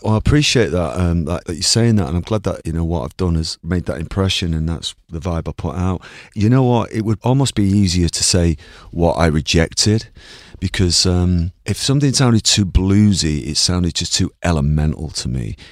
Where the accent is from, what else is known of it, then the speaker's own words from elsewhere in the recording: Ireland; I'm Irish.